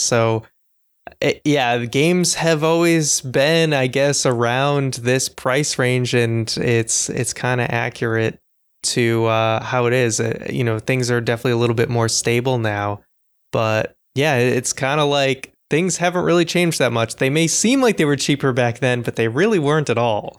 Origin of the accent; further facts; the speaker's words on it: Boston, Massachusetts, United States; I'm from Boston